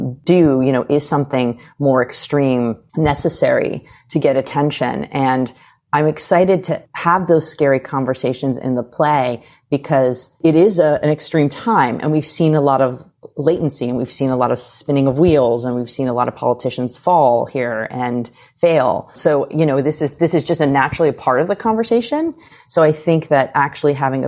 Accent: United States

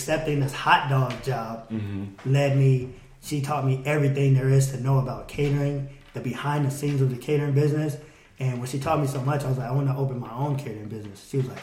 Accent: United States; I'm from the United States

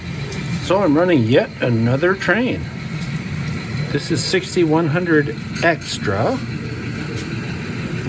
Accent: Simi Valley, California, United States; That's where I'm from, actually. I was born in Simi Valley

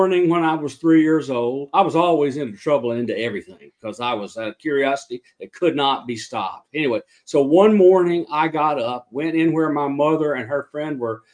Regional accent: Southwest Alabama, United States; also born or lived in Lebanon, Tennessee; I was born in Lebanon, Tennessee, and when I was a year old, I moved to Southwest Alabama

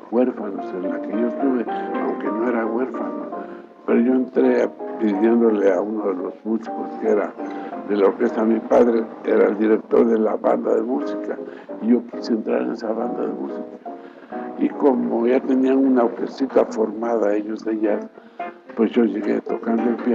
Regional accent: Veracruz, Mexico; now in Mexico City, Mexico; junio de 1925 nos trasladamos a México, de Veracruz.

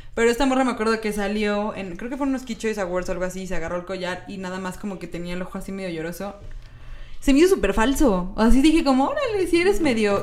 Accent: Mexico

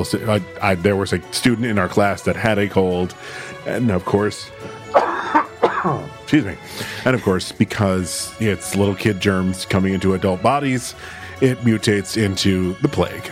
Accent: Syracuse, New York, United States; growing up in Syracuse

